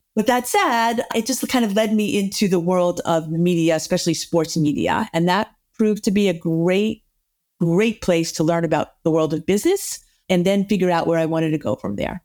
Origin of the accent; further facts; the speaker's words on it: the North, United States; I was from the North and I was working in the South.